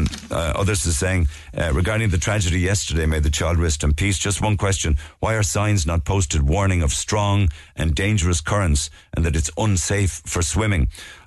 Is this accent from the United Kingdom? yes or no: no; Passage West, Munster, Ireland; now in Boston, United States; I'm back home from Boston for a couple of weeks with my son and nephew, who are 9 and 10. It's beyond devastating what unfolded in our town of Passage yesterday. I grew up swimming in those waters